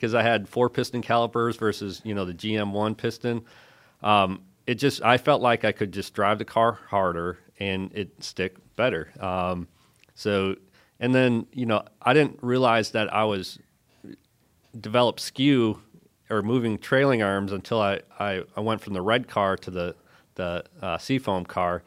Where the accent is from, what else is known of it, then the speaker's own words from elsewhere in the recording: Bark River, Michigan, United States; moved away as an adult; stay in my hometown